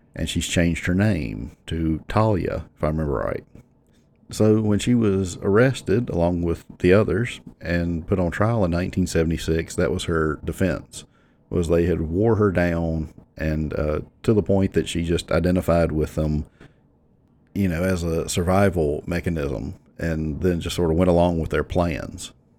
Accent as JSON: {"language": "English", "area": "near Franklin County", "region": "Virginia", "country": "United States", "tie": "born or raised there", "said": "where I grew up, I mean, I don't know how many people know this, but just the stones throw up the road for me is Franklin County, which is the moonshine capital of the world"}